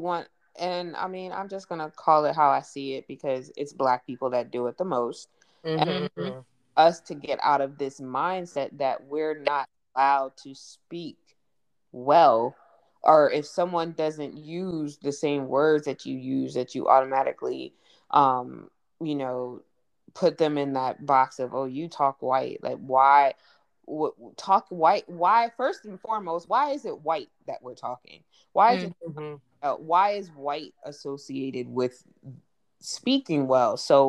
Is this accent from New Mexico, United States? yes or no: no; California, United States; moved away; also born or lived in East Coast; when I came from California to the East Coast, even though we lived on the East Coast, I still talked like a West Coast person. So it was just like, oh my gosh, you talk white. You sound so white.